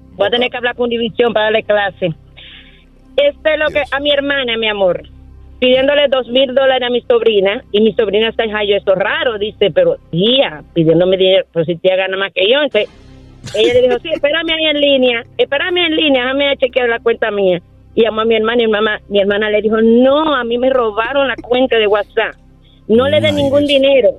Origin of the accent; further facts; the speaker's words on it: Dominican Republic; nosotros mismos dominicanos